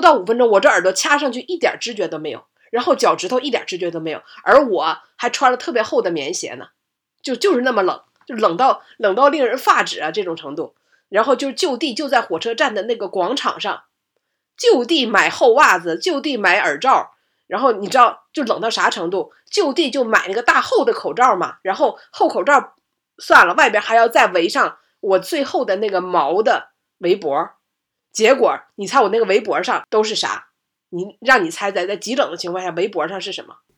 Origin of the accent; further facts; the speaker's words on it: Liaoning, China; 我在东北，我在辽宁，感觉冬天已经挺冷了